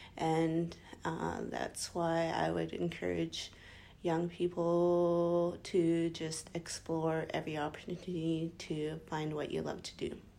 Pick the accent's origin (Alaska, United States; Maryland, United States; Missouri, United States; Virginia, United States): Alaska, United States; Deering; I am from Deering, Alaska